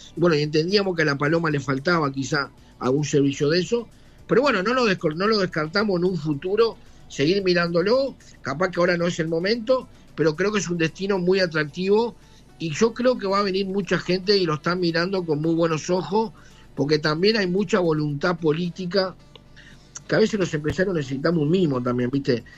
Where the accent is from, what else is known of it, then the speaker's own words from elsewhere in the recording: Maldonado, Uruguay; nosotros somos de Maldonado